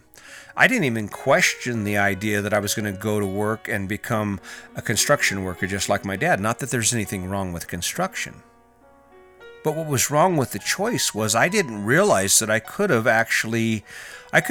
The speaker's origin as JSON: {"language": "English", "town": "Cañon City", "region": "Colorado", "country": "United States", "said": "I'm from Canyon City, Colorado, and whitewater rafting is one of the big summer events"}